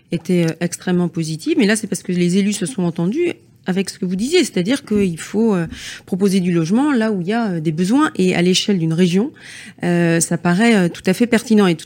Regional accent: Brittany, France; chez nous en Bretagne

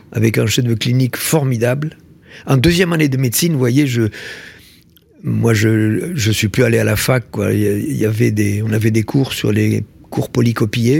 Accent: Tarn, Occitania, France; je suis né dans le Tarn. Euh, mhm. Tarn, il y a deux villes pour situer, Albi et Castres. Donc, je suis né dans un village, tout petit village de, 800 habitants.

